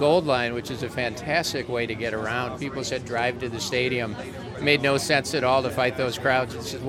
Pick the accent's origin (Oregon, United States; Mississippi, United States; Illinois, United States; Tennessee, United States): Oregon, United States; Portland; we're actually from Portland